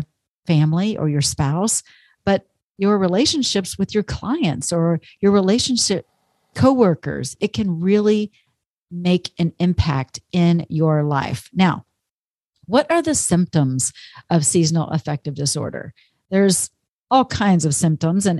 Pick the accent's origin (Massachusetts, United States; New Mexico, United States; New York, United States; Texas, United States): Texas, United States; moved away; I grew up in Texas all those years